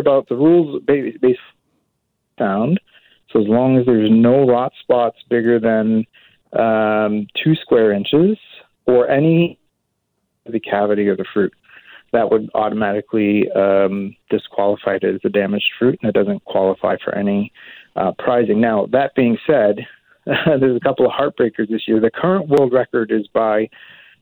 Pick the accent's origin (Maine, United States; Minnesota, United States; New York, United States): Maine, United States; now in Burnaby, Canada; I'm originally from Maine in the U.S.